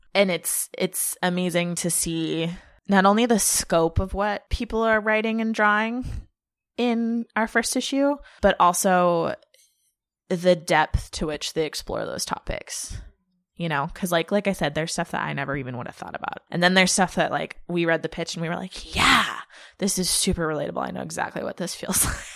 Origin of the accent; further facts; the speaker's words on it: Lake Tahoe, California, United States; I grew up in Tahoe, which is a skiing town